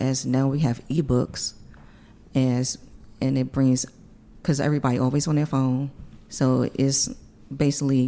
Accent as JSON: {"language": "English", "town": "Washington", "region": "District of Columbia", "country": "United States", "said": "I'm from Washington, D.C."}